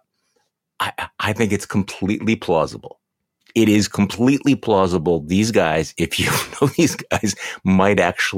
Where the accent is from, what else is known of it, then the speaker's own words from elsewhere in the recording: Wisconsin, United States; also born or lived in Seattle, Washington / Edmonds, Washington / New York; we moved from New York to Wisconsin when I was in about third grade